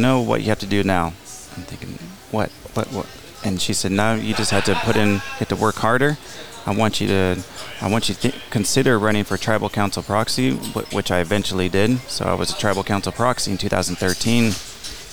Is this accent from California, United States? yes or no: yes; Palm Springs, California, United States; also born or lived in Riverside, California; Born and raised in Palm Springs, and some of my fondest memories are spending time on the Andreas Ranch